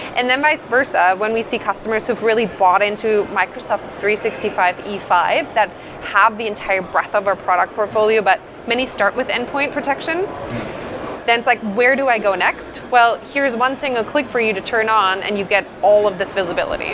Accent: Germany; moved away as an adult; now in Redmond, United States; Born and raised in Germany, and I moved over to the states about three and a half years ago.

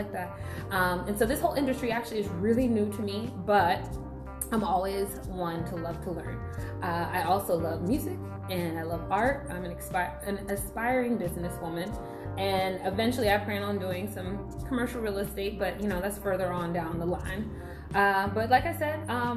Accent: Memphis, Tennessee, United States; now in DMV area, United States; I am originally from the South, more specifically the Delta. And for those who don't know, I'm talking Memphis.

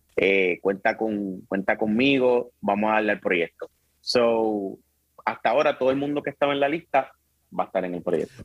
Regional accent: Bayamón, Puerto Rico; also born or lived in Río Piedras / Carolina; nací en Río Piedra. Me crié mi primera parte de mi, de mi edad en Carolina, y después en Bayamón

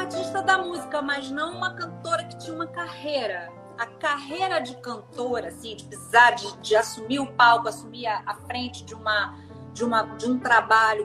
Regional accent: Rio de Janeiro, Brazil; eu sou do Rio, sim, nascida e criada aqui, muito embora minha família originalmente seja de São Paulo

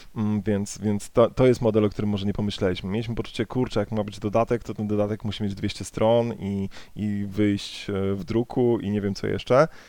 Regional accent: Poland; z mojej polskiej perspektywy

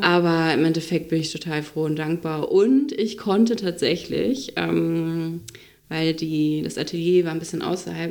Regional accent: Itzehoe, Schleswig-Holstein, Germany; moved away as an adult; also born or lived in Flensburg / Hamburg; Dann bin ich wieder zurück zu meinen Eltern, äh, nach Schleswig-Holstein, nach Itzehoe

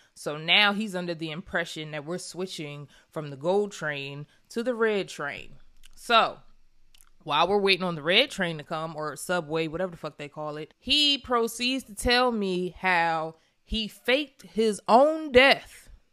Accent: Pennsylvania, United States; I'm from Pennsylvania.

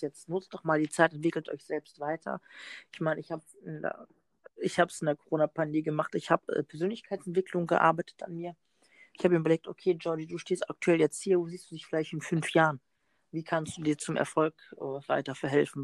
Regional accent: North Macedonia; now in Germany; ich komme aus Mazedonien, nur aus dem Balkan.

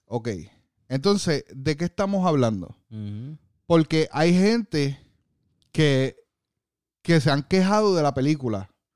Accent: Puerto Rico; now in Orlando, United States; En Puerto Rico, eh, mi isla que la amo con todo corazón y soy orgulloso de ser boricua

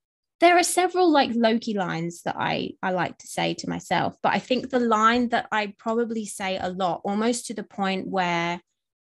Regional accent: England, United Kingdom; I'm English as well

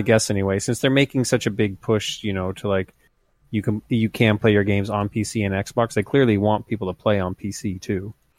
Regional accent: United States; also born or lived in Montana / Idaho; now in California, United States; I'm, I'm not from the Midwest, but I'm from the, the near Midwest in Idaho and Montana

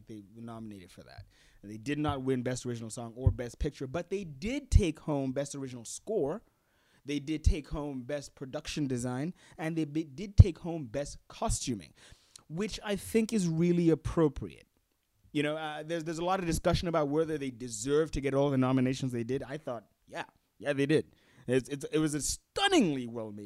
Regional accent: Gaborone, South-East District, Botswana; I am from Botswana. That I was born here in Gaborone, and I currently live here in Gaborone, Botswana.

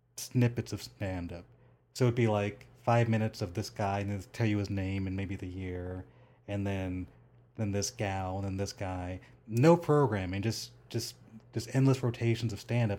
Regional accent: Rancho Cucamonga, California, United States; now in Las Vegas, United States; I grew up in Rancho Cucamonga

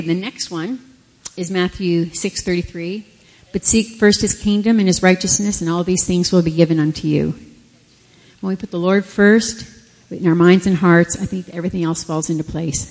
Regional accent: Canada; moved away; we're Canadian, so we were up in Canada, and we were having dinner with my whole family.

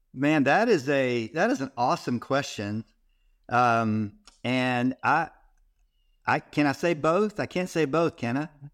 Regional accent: Texas, United States; I grew up in Texas

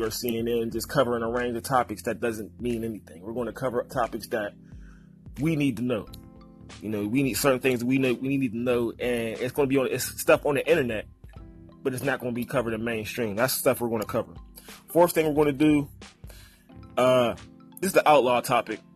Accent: Pittsburgh, Pennsylvania, United States; me being from Pittsburgh

